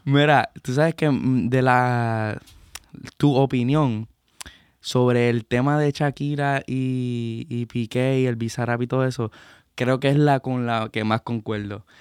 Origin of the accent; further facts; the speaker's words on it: Puerto Rico; como puertorriqueño